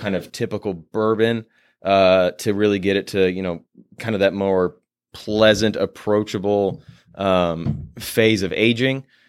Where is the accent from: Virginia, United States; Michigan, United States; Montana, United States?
Virginia, United States; Purcellville; moved away; also born or lived in Nashville, Tennessee; my hometown in Percival, Virginia